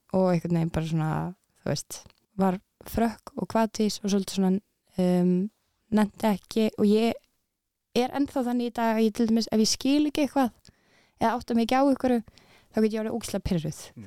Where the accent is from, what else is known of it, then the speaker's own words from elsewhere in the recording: Reykjavík, Capital Region, Iceland; also born or lived in Denmark; ég er úr Reykjavík mm. ég fættist í Danmörku